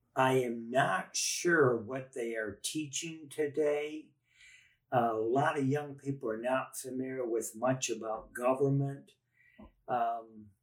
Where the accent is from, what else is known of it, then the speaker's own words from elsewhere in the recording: Michigan, United States; I'm originally from Michigan